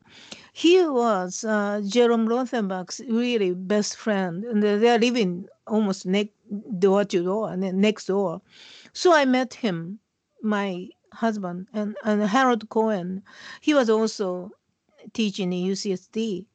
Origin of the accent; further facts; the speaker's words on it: Tokyo, Japan; English is a second language; now in California, United States; When I was a child, when I was a kid, you know, I grew up in Tokyo